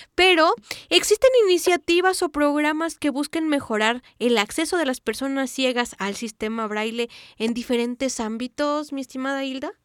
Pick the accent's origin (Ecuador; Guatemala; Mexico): Mexico